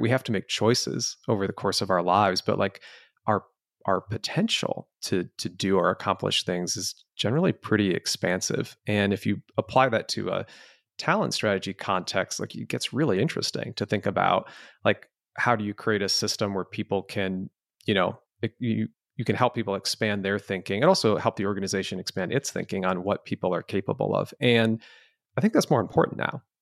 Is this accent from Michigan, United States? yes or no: yes; Canton, Michigan, United States; also born or lived in Lafayette, Colorado; family was just such a rich part of growing up in Southeast Michigan